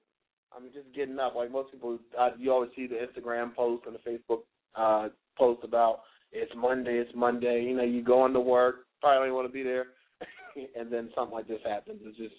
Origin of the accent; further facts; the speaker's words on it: Virginia, United States; I'm from Virginia, so my mother's from D.C. I have family up there